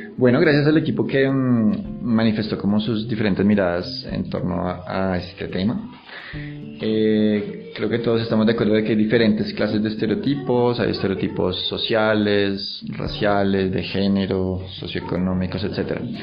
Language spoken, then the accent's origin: Spanish; Colombia; also born or lived in Germany; muchos colombianos cuando salimos del país